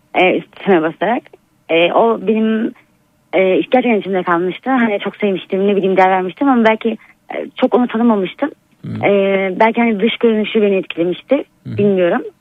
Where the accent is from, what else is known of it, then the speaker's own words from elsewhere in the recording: Black Sea Region, Turkey; Ben Karadenizliyim